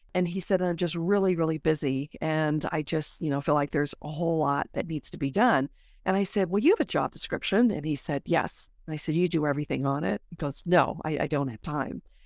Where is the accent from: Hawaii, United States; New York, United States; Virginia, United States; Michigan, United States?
Hawaii, United States; Honolulu; moved away; every time I go back home 'cause I'm from Honolulu